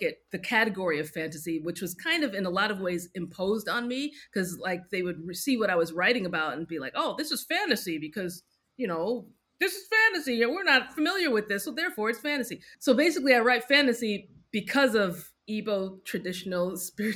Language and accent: English; United States; especially as a Nigerian American